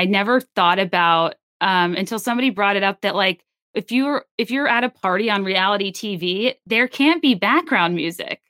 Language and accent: English; Virginia, United States; I'm from Virginia.